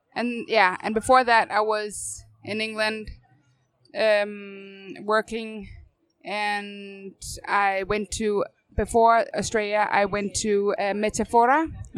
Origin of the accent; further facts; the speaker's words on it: North Zealand, Capital Region of Denmark, Denmark; moved away as an adult; now in Copenhagen, Denmark; So I'm um, 20 minutes north from Copenhagen originally